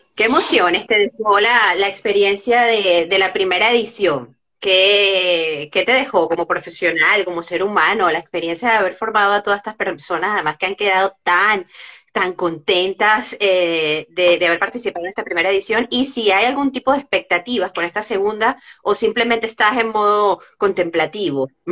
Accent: Venezuela; moved away; somos venezolanos

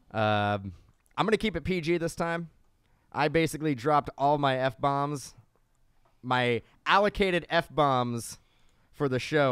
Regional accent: California, United States; we're from California.

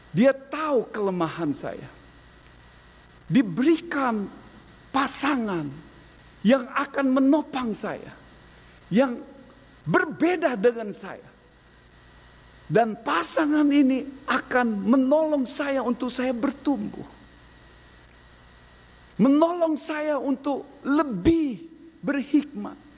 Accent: Lampung, Indonesia; Saya orang Lampung, istri latar belakang keluarga yang lemah lembut.

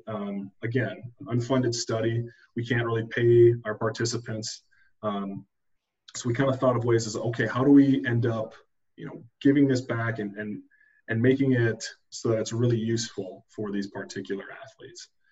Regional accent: Minnesota, United States; moved away as an adult; also born or lived in Chapel Hill, North Carolina; I'm originally from Minnesota.

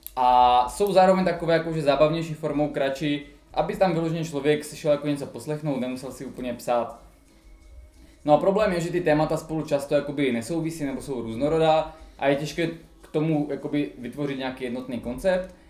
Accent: Czechia; my Češi

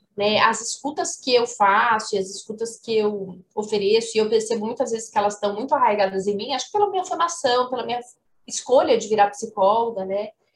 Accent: Ribeirão Preto, São Paulo, Brazil; moved away as an adult; now in Uberlândia, Brazil; Eu moro em Uberlândia, sou de Ribeirão Preto, mas moro em Uberlândia desde que eu comecei a dar aula aqui na UFO

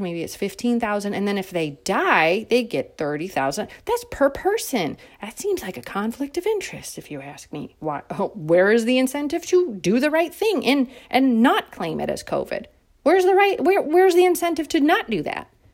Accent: United States; as an American citizen

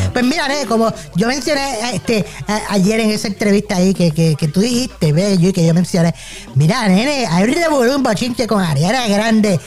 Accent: Ponce, Puerto Rico; yo soy de Ponce también

